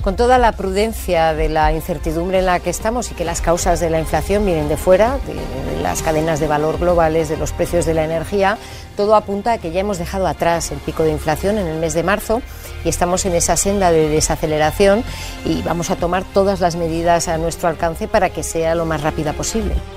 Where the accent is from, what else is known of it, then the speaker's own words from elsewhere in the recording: Andalusia, Spain; yo como española y como andaluza